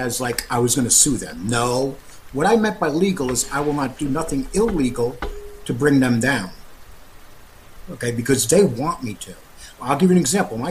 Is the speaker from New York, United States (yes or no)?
yes; New York City, New York, United States; I grew up on Times Square